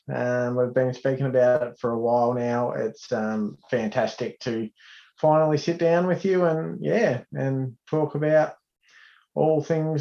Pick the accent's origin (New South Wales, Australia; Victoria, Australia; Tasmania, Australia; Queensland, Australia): Victoria, Australia; Heyfield; also born or lived in Traralgon, Victoria; I grew up in Hayfield, small timber town, obviously a lot of sawmills and a really proud sporting community.